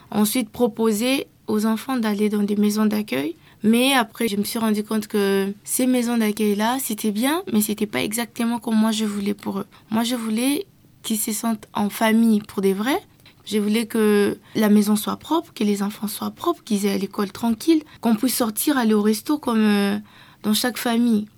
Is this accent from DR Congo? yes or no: yes; DR Congo; Je viens de la RDC